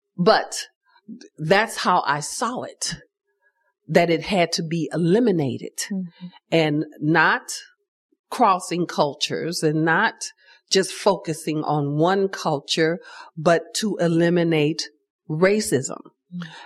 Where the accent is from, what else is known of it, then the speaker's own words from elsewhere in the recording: Chicago, Illinois, United States; I grew up in Chicago in the Cabrini Green projects